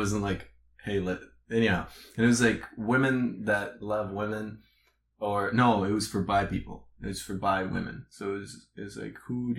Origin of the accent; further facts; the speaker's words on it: Canada; also born or lived in Eastern Europe; don't think of me as a Canadian. Think of me as an Eastern European, because as a Canadian, we have a reputation to uphold